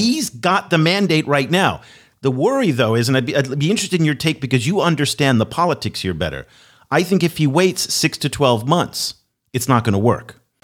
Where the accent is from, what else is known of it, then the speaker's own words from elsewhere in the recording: United States; as an American